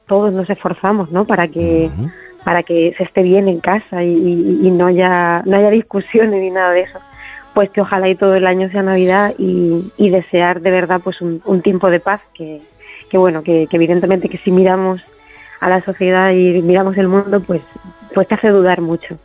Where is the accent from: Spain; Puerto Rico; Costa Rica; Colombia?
Spain; Castilla-La Mancha; de mi tierra, de Castilla-La Mancha